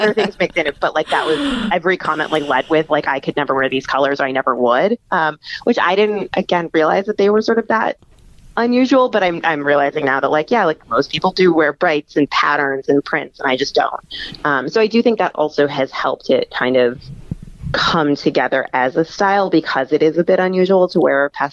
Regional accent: Midwest, United States; also born or lived in Texas; now in New York, United States; I'm from the Midwest and then I lived in Texas

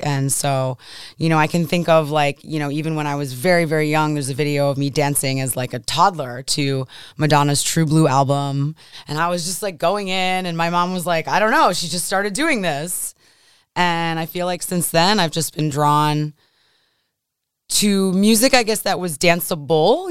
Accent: Buffalo, New York, United States; also born or lived in São Paulo, Brazil; I grew up in Buffalo

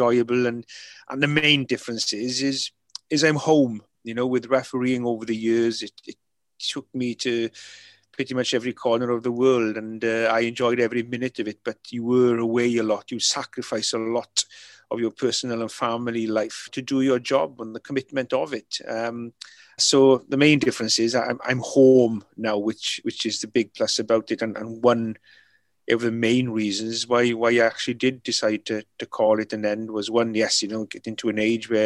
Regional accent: Mynyddcerrig, Wales, United Kingdom; first language Welsh; English is a second language; Welsh being my first language, you know, being brought up, you know, pretty much everybody in the village were fluent Welsh speaking

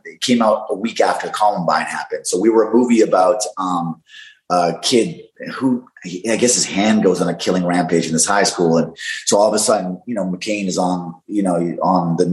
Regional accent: Canada; I'm from Canada

